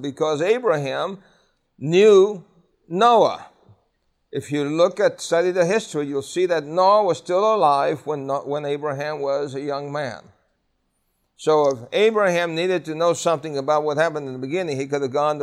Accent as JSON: {"language": "English", "town": "New York City", "region": "New York", "country": "United States", "tie": "born or raised there", "said": "I grew up in Brooklyn, New York, in the public school system"}